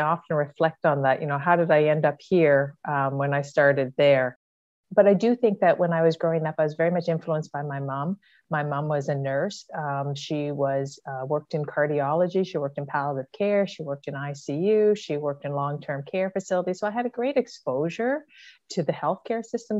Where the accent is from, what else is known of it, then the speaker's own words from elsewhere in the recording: Ontario, Canada; born there; now in Ottawa, Canada; I was born in Ontario, which is one of the largest provinces in Canada. And my dad was a Royal Canadian Mounted Police officer.